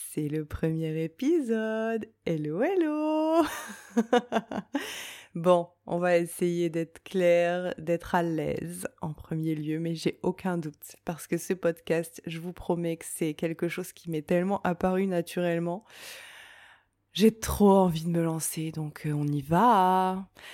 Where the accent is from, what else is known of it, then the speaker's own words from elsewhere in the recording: Reims, Grand Est, France; je viens de Reims